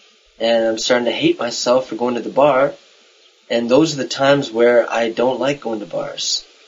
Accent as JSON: {"language": "English", "country": "Canada", "said": "I'm from Canada"}